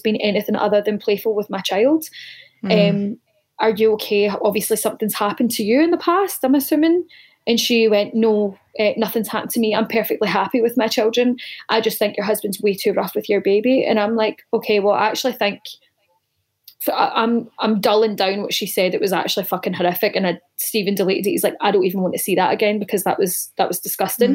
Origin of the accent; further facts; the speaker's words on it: Greenock, Scotland, United Kingdom; moved away; growing up in Scotland, everyone's heavy-handed. It's not unusual to get smacked back home.